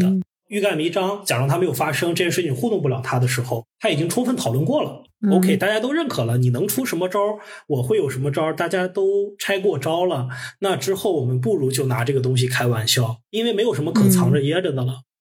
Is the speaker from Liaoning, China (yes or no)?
no; Henan, China; 你说河南人偷井盖我们作为河南人，我们知道我们不是那样的，我们也多次跟大家打成一片。